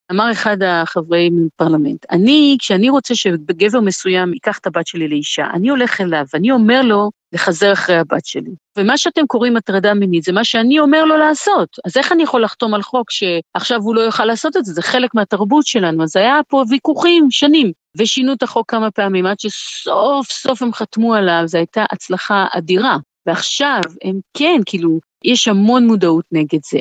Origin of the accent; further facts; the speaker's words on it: Rehovot, Central District, Israel; moved away as an adult; now in Eswatini; גדלתי ברחובות